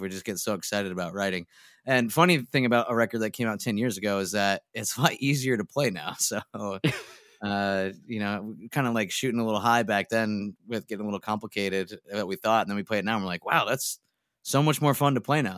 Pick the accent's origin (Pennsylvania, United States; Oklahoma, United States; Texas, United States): Pennsylvania, United States; Scranton; moved away as an adult; now in Philadelphia, United States; then we moved back up to Scranton, and that was where I grew up